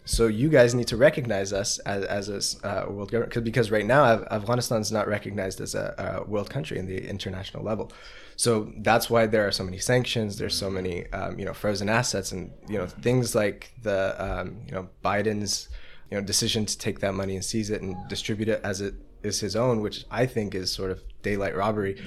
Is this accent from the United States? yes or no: yes; United States; as an American